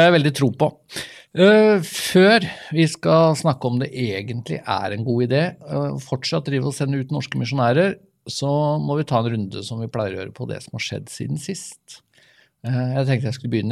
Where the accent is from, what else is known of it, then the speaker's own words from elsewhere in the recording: Vestfold, Norway; Vi er jo fra Vestfold begge